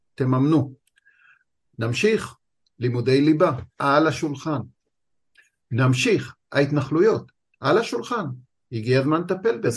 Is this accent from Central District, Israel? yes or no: no; Tzora, Jerusalem District, Israel; now in Tel Aviv, Israel; אני גדלתי בקיבוץ צורה